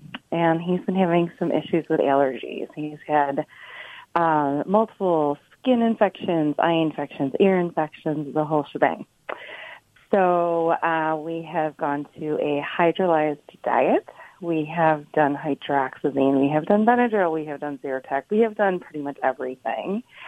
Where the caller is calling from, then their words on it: Buffalo, New York, United States; I am calling from Buffalo, New York.